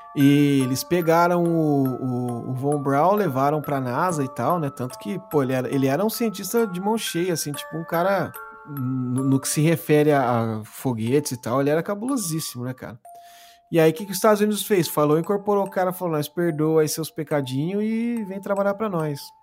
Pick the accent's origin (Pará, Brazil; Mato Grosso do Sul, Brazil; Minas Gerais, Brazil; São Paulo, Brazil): São Paulo, Brazil; Mogi das Cruzes; Nós somos de Mogi das Cruzes, Bertioga é do lado aqui